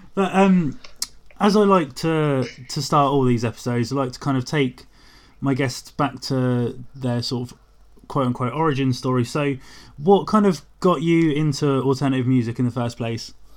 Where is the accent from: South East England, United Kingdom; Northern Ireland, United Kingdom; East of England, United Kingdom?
South East England, United Kingdom; Portsmouth; moved away; also born or lived in London; I'm I'm Portsmouth